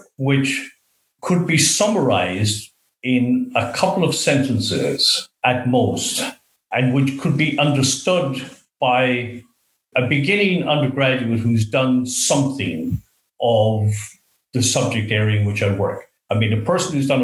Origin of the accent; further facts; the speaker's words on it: Sligo, Connacht, Ireland; moved away as an adult; also born or lived in Australia; now in Auckland, New Zealand; I grew up in Sligo in the west of Ireland.